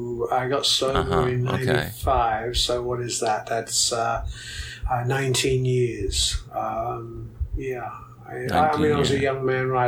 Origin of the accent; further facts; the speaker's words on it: London, United Kingdom; moved away as an adult; also born or lived in San Antonio, Texas; now in United States; I'm originally from the UK. I was born and raised in England, in London.